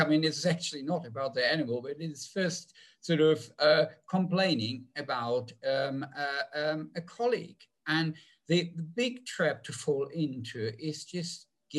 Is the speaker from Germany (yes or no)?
yes; Germany; English is a second language; moved away; So when I came over from Germany, I was still a little bit iffy when it came to bitch space.